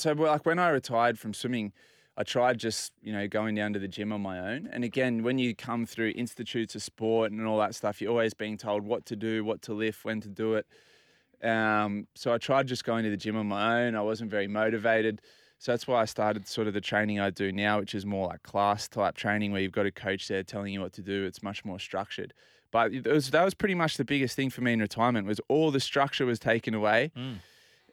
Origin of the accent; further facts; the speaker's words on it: Port Macquarie, New South Wales, Australia; now in Sydney, Australia; So I grew up in Port Macquarie, mm. spent my life at the beach